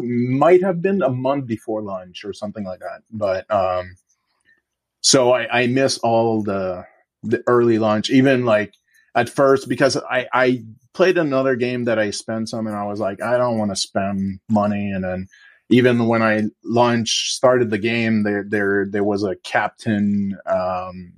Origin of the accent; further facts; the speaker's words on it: Quebec, Canada; moved away as an adult; also born or lived in Bay Area, United States; I'll also moving back to Quebec, I'm from the Quebec province